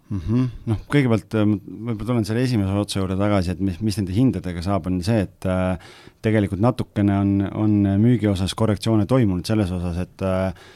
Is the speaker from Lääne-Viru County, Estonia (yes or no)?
yes; Lääne-Viru County, Estonia; ma olen ise Lääne-Virumaalt